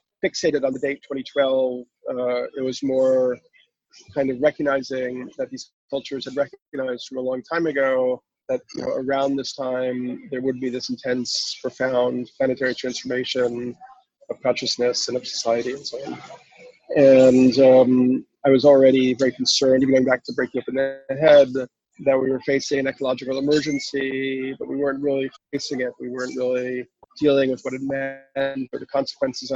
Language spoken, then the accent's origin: English; New York City, New York, United States; I grew up in New York City